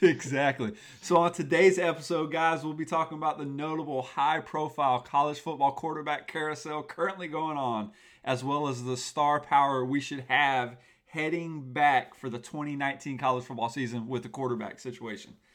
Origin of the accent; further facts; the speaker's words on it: Tallahassee, Florida, United States; I'm from Tallahassee, Florida, the home of the Seminoles